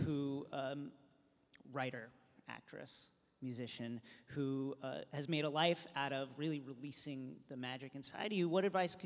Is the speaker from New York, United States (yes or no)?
yes; New York, United States; I'm from New York